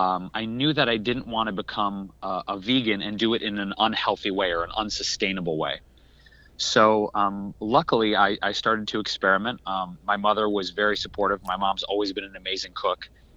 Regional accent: Detroit, Michigan, United States; moved away; I grew up in Detroit. I actually grew up in the city of Detroit.

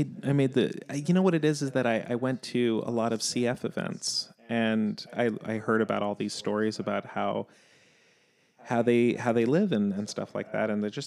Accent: New York City, New York, United States; I grew up in New York. You don't really have a car, so listening to the radio isn't something that really happens.

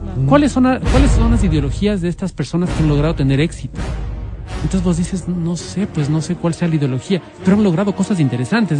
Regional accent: Quito, Pichincha, Ecuador; como quiteños

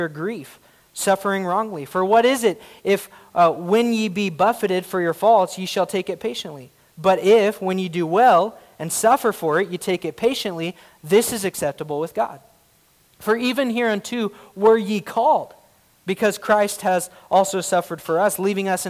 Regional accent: United States; my rights as an American

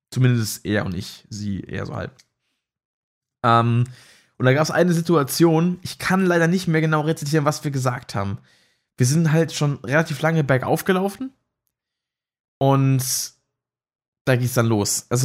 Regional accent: Rhineland-Palatinate, Germany; Ich komme ja aus der Pfalz, ne? Oder wohne auch in der Pfalz. Bin ja Pelzer.

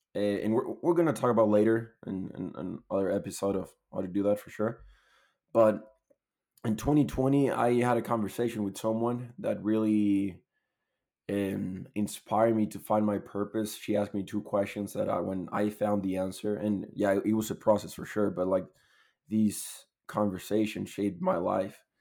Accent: Chile; moved away as an adult; now in Utah, United States; I'm from Chile. Moved to the U S almost a year ago in April last year.

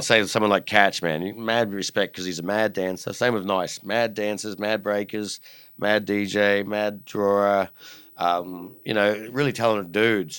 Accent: Australia; as an Aussie kid

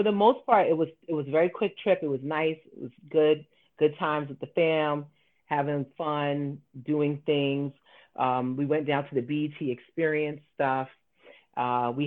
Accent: New York City, New York, United States; as a New Yorker

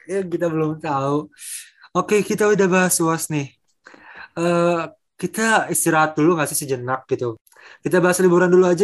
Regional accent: Bekasi, West Java, Indonesia; now in Bandung, Indonesia; anak Bekasi yang pindah ke Bandung

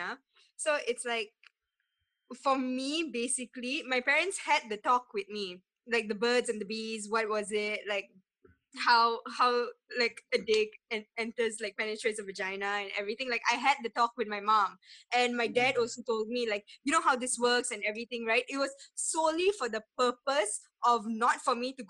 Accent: Malaysia; Malaysians in general

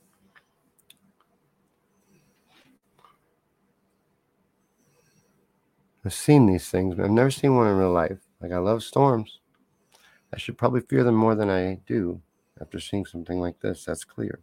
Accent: Kentucky, United States; moved away as an adult; now in Missouri, United States; I lived in Kentucky from about age 8 to age 18

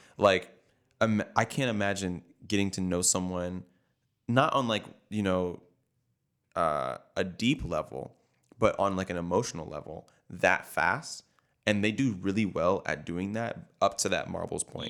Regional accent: Tampa, Florida, United States; I'm from Tampa

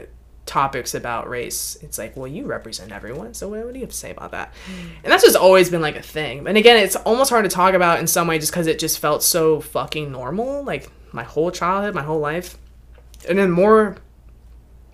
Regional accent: Mechanicsville, Virginia, United States; I grew up in Mechanicsville, Virginia.

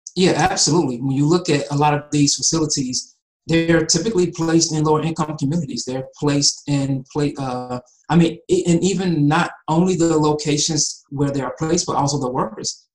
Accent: Atlanta, Georgia, United States; also born or lived in Cincinnati, Ohio; I was born in Cincinnati, but I've been in Atlanta since I was about three years old, and that's really home to me.

